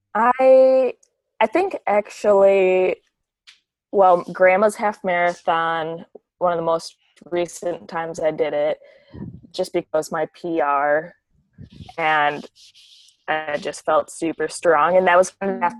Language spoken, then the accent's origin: English; La Crosse, Wisconsin, United States; accent: Wisconsin accent; moved away as an adult; now in Minneapolis, United States; I actually grew up in Wisconsin. I'm from La Crosse, Wisconsin.